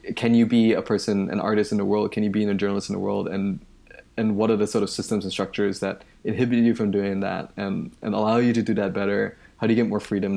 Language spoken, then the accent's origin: English; Malaysia; moved away as an adult; now in United States; I moved to the United States from Malaysia in two thousand eight for college. Um, and where I grew up, there isn't this tradition of public radio